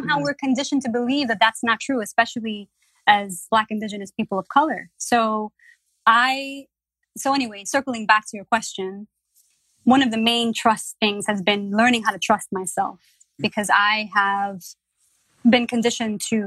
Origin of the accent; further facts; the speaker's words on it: New York City, New York, United States; As a Latina growing up in the Bronx, growing up poor